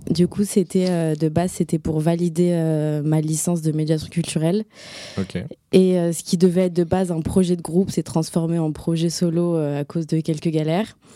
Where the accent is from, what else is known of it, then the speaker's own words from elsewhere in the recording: Morocco; now in France; J'ai grandi au Maroc